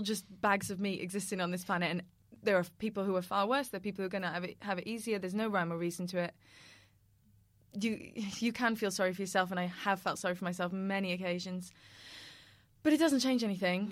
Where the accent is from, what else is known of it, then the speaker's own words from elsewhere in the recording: Cardiff, Wales, United Kingdom; we're from Cardiff